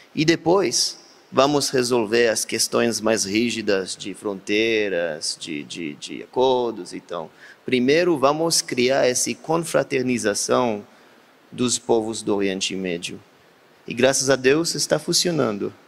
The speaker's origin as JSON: {"language": "Portuguese", "town": "Beersheba", "region": "Southern District", "country": "Israel", "second_language": "Portuguese", "said": "Eu sou da Beersheba do Sul"}